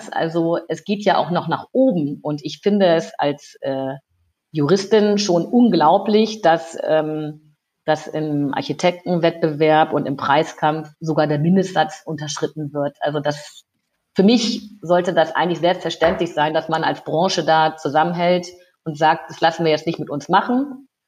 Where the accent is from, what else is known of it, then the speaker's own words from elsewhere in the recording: Lower Saxony, Germany; now in Rhineland, Germany; Ich bin äh, ja aus dem aus Lüneburger Heide ins Rheinland äh, gekommen